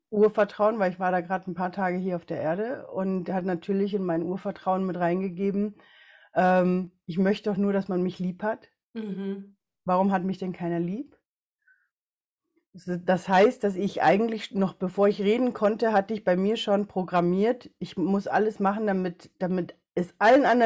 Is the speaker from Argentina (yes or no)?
no; Ecuador; ich bin in Ecuador geboren, habe eine chinesisch-äquatorianische Mama, also hauptsächlich chinesisch aber halt eben auch in Ecuador groß geworden und einen deutschen Papa.